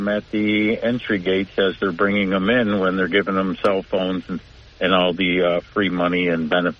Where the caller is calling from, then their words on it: Binghamton, New York, United States; Hi, this is … from Binghamton.